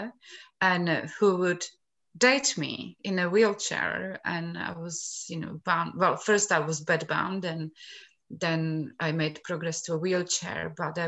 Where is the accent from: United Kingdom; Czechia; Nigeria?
Czechia; moved away; I come from Czech Republic